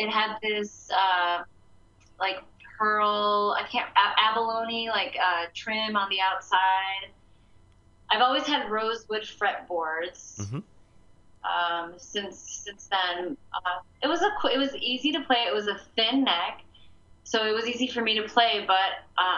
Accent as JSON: {"language": "English", "town": "Chicago", "region": "Illinois", "country": "United States", "also_born_or_lived": "California", "moved": "as an adult", "said": "I moved away from Chicago all the way to California for school"}